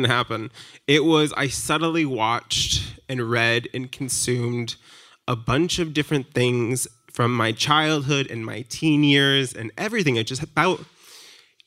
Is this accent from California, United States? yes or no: no; Fairfield, Maine, United States; now in Brooklyn, United States; growing up in Maine, I grew up in a town called Fairfield